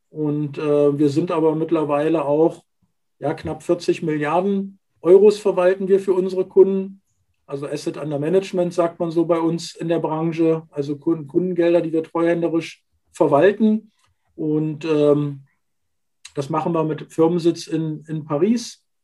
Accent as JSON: {"language": "German", "town": "Magdeburg", "region": "Saxony-Anhalt", "country": "Germany", "tie": "born there", "said": "Ich bin gebürtiger Magdeburger, habe dort also meine ersten beruflichen Schritte gemacht"}